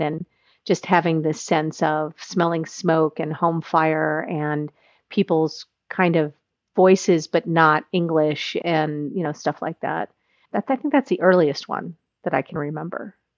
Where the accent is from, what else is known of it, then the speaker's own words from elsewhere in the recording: United States; as an American